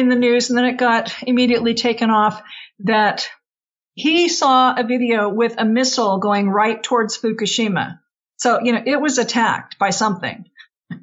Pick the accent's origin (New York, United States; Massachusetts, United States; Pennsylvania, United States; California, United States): California, United States; I grew up in California